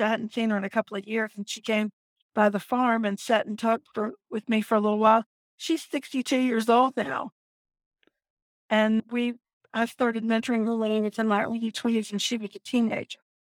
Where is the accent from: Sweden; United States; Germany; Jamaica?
United States; Virginia Beach, Virginia; I am from Virginia Beach, Virginia, and I've lived here my entire life